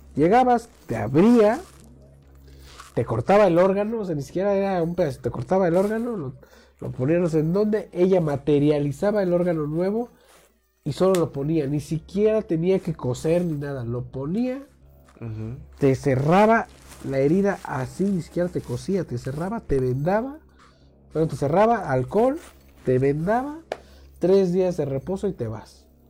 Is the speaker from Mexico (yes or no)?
yes; Mexico; aquí en México